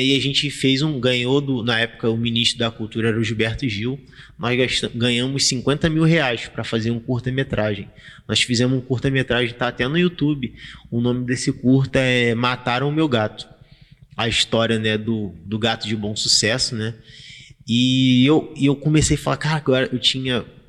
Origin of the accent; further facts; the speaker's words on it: Rio de Janeiro, Brazil; Quando eu era criança, eu estudava na Colégio Nova Holanda